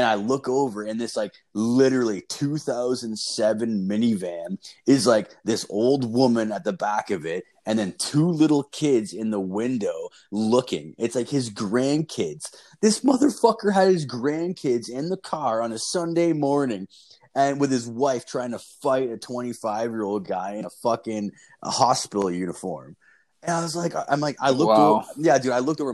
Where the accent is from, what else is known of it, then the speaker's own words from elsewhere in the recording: Fergus, Ontario, Canada; my hometown is from Fergus.